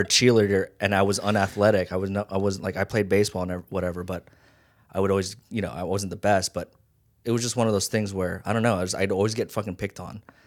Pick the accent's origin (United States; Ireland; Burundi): United States; Las Vegas, Nevada; also born or lived in Hawaii; I grew up in Vegas. Well, I went from Hawaii